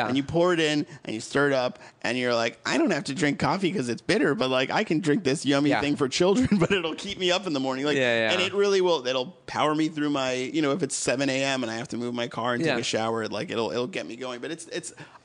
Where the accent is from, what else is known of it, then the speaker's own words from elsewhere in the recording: Massachusetts, United States; moved away as an adult; also born or lived in Connecticut; now in Los Angeles, United States; I grew up in Massachusetts